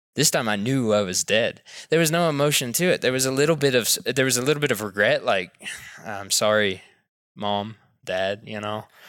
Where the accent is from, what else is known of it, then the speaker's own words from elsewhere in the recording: Knoxville, Tennessee, United States; moved away; also born or lived in Texas / Africa; growing up in the suburbs in Knoxville, Tennessee